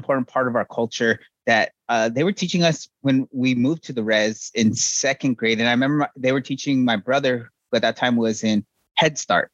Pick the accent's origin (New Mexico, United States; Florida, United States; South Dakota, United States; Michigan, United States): New Mexico, United States; southern; moved away as an adult; also born or lived in Navajo Nation / Stanford, California; now in Austin, Texas, United States; I grew up in New Mexico, was born on the Navajo reservation. I lived there for a while. Moved off the reservation to southern New Mexico, kind of closer to where my dad's from, and lived there for a while